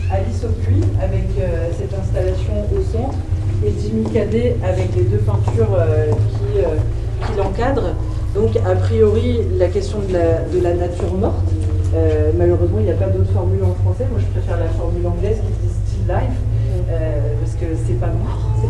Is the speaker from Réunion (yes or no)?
yes; Réunion; lorsqu'on dit bah, je viens de la Réunion, tout ce que ça peut comporter comme réaction autour de soi